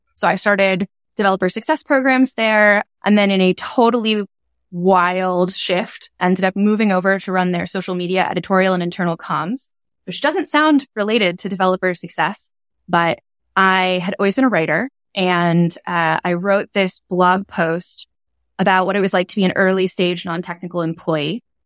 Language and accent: English; Bay Area, California, United States; I'm from the Bay Area